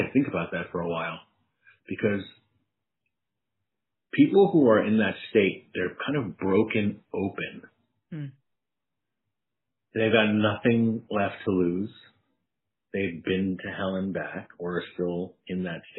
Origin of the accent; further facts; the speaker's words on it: New York City, New York, United States; From the long way from the Bronx